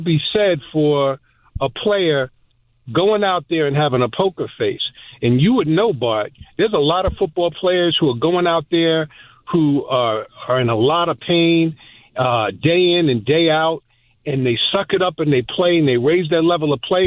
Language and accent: English; New York, United States; I was born and raised in New York